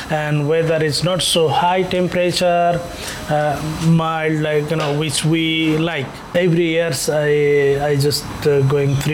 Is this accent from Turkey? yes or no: no; Nepal; English is a second language; moved away as an adult; now in Tallinn, Estonia; I, I am from Nepal and I came 2007 December here, Tallinn.